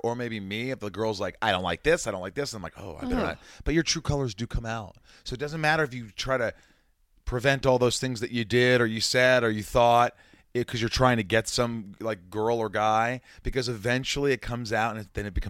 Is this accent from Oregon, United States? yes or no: no; Evansville, Indiana, United States; moved away; also born or lived in New York; my hometown of Indiana, Evansville, Indiana, where I grew up.